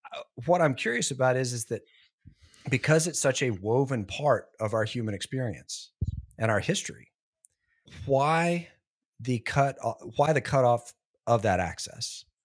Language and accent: English; Southern United States, United States; I grew up in the Bible Belt, big Baptist church right down the street from where I grew up.